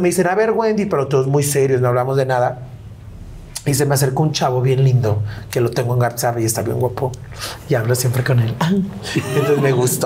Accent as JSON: {"language": "Spanish", "town": "León", "region": "Guanajuato", "country": "Mexico", "said": "Me gusta estar más en León, en la ciudad de donde yo soy"}